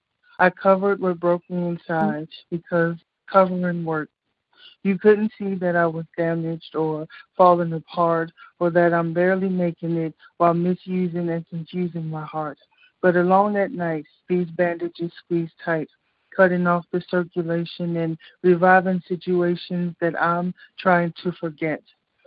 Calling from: Chicago, Illinois, United States; Hey, it's … from Chicago.

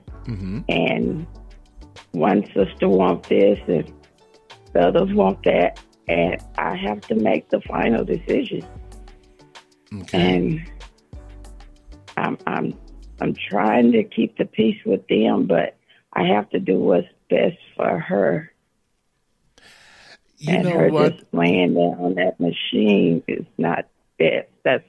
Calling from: Livingston, Texas, United States; I'm from Texas.

